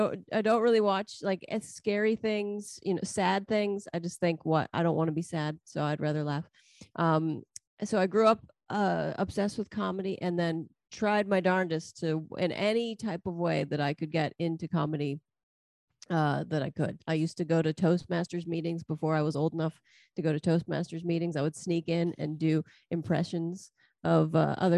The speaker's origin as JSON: {"language": "English", "town": "Pittsburgh", "region": "Pennsylvania", "country": "United States", "tie": "born or raised there", "moved": "yes", "lives_now": "New Jersey, United States", "said": "I grew up in Pittsburgh, Pennsylvania."}